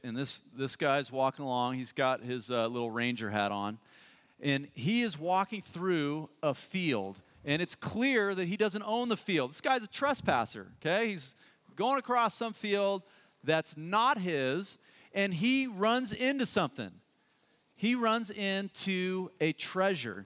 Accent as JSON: {"language": "English", "town": "Boulder", "region": "Colorado", "country": "United States", "tie": "born or raised there", "also_born_or_lived": "Menlo Park, California", "said": "I was born in Boulder. I'm, you know, an American and I love it"}